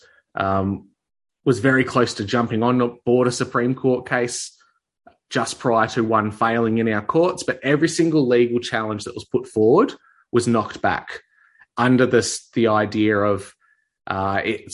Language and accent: English; Victoria, Australia; Especially in my case, Victoria, which is, as a lot of people in my country would know, had the hardest restrictions, mandates, lockdowns, the most totalitarian New World Order type of stuff rolled out, was all in my home state